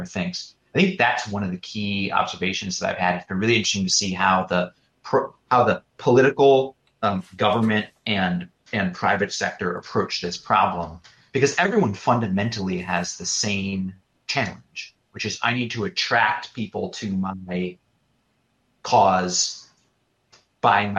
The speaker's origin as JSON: {"language": "English", "town": "Detroit", "region": "Michigan", "country": "United States", "tie": "born or raised there", "said": "I grew up in Detroit"}